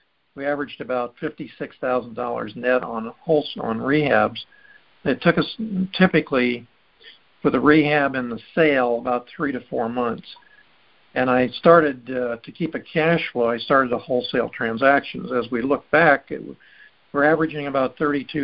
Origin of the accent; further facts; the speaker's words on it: Miami, Florida, United States; also born or lived in Chicago; I was born in Miami.